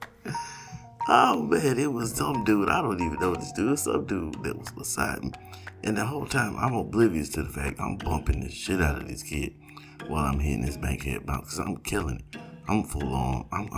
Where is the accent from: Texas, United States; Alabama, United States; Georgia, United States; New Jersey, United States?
Georgia, United States; I'm from not only from the South, I am from Georgia